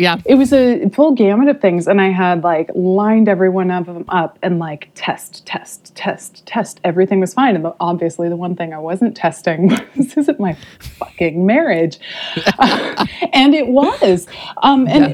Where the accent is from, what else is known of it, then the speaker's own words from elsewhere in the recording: Modesto, California, United States; also born or lived in Hawaii / North Bay, California; I'm from California originally. Um, mm-hmm. I uh, escaped the uh, the upbringing in Modesto, California that I had